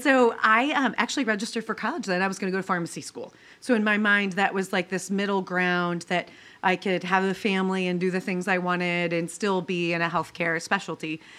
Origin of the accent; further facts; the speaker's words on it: Mendon, Ohio, United States; I grew up in rural Ohio